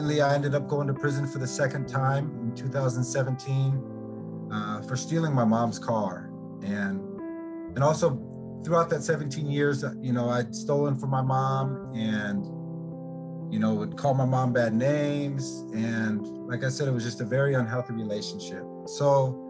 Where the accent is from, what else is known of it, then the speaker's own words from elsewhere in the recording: Olympia, Washington, United States; I'm from Olympia, Washington